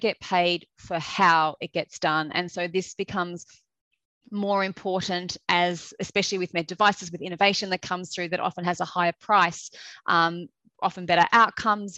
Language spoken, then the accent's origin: English; Australia; accent: Australian; moved away as an adult; now in United Kingdom; I'm an Australian, which you will hear very quickly with the accent.